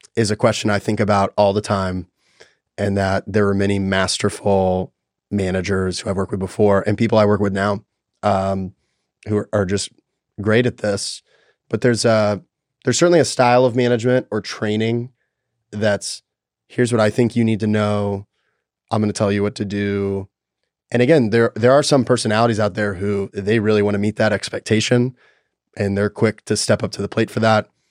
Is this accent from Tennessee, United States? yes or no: yes; Nashville, Tennessee, United States; I was born in Nashville, Tennessee